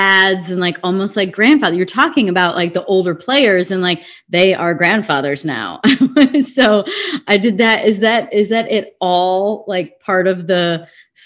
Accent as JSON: {"language": "English", "town": "Chicago", "region": "Illinois", "country": "United States", "said": "we're both from Chicago."}